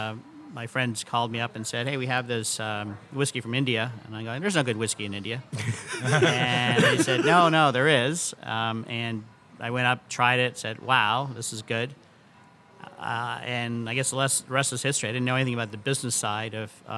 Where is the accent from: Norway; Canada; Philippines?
Canada; now in United States; Yeah, so I grew up in Canada